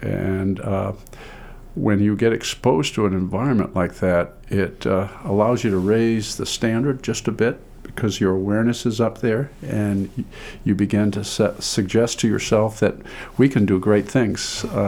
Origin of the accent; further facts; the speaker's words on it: Caribou, Maine, United States; born there; also born or lived in Pittsfield; And I was born in Aroostook County, Caribou, Maine. And I always wanted to be a farmer.